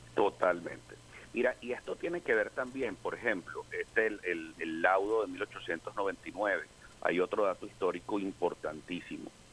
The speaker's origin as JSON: {"language": "Spanish", "country": "Venezuela", "said": "yo soy más venezolano y más demócrata antes que ser opositor al gobierno"}